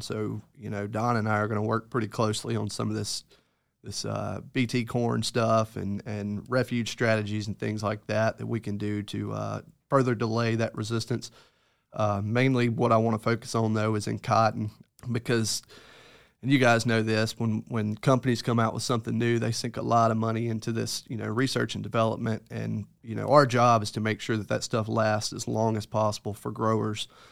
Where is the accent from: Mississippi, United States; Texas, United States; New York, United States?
Mississippi, United States; Greenville; I'm originally from Greenville, Mississippi. I graduated high school at Deer Creek